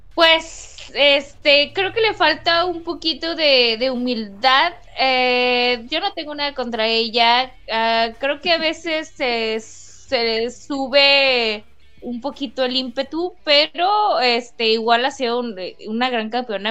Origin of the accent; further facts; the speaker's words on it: Mexico; como mexicana